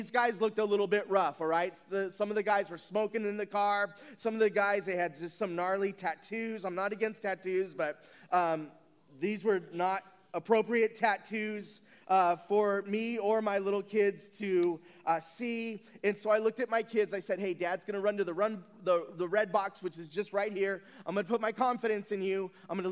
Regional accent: San Bernardino, California, United States; I grew up in San Bernardino

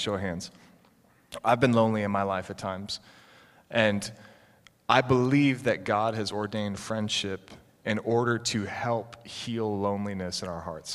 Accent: Concord, Massachusetts, United States; I grew up right near Concord, Massachusetts

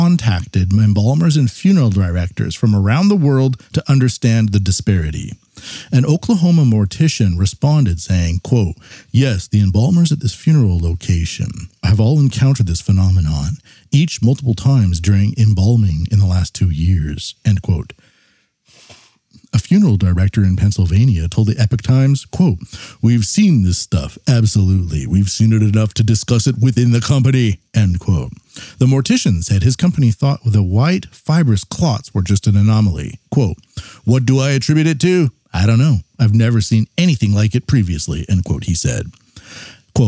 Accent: Canada; I'm Canadian

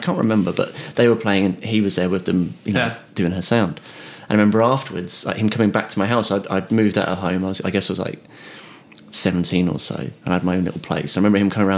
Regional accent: Isle of Wight, South East England, United Kingdom; moved away as an adult; also born or lived in London / Southampton; I come from the Isle of Wight where I didn't know many bass players

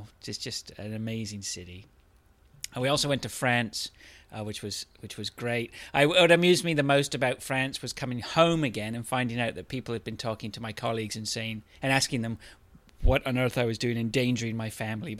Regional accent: England, United Kingdom; now in Canada; I was born in Canada, but I moved to England when I was young, 12, and so I grew up all the way through until my 30s, until I got married and came back.

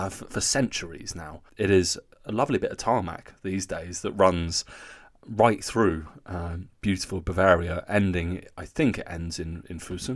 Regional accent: Newcastle, North East England, United Kingdom; growing up in Newcastle

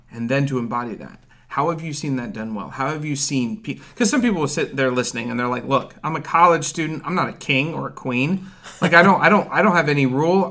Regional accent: Ohio, United States; I'm from Ohio

